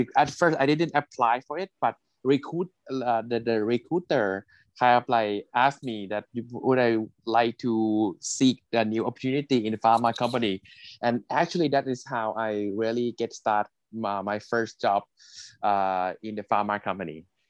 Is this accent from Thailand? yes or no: yes; Thailand; is my home country in Thailand